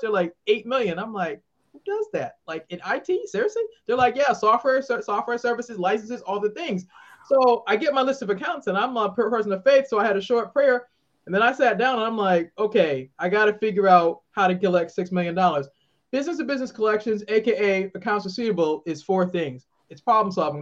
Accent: Boston, Massachusetts, United States; moved away as an adult; now in Maryland, United States; I'm originally from Boston, live in the great state of Maryland

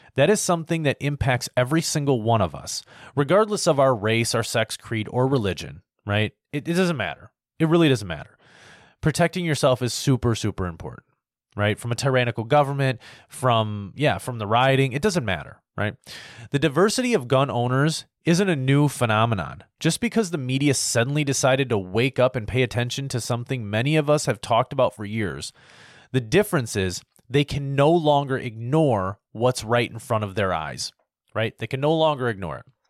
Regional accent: United States; as an American

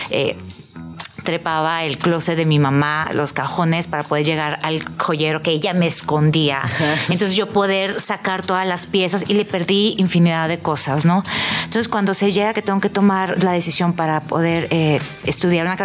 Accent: Tijuana, Baja California, Mexico; Bueno, yo nací y crecí en Tijuana

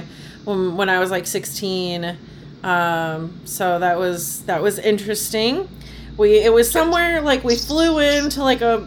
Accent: Phoenix, Arizona, United States; moved away as an adult; also born or lived in Boston area; I grew up in Phoenix, Arizona.

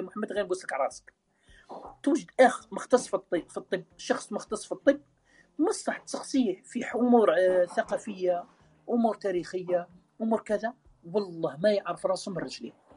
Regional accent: Algeria; احنا كلنا جزائريين

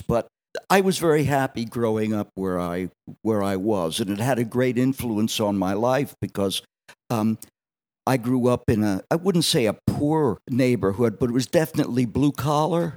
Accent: Allentown, Pennsylvania, United States; also born or lived in Wildwood, New Jersey; growing up on the South Side of Allentown

